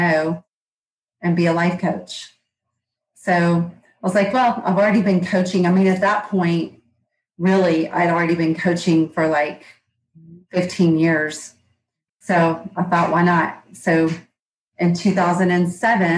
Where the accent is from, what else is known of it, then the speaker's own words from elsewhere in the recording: Georgia, United States; accent: Southern; I'm in Georgia. You can probably tell from my accent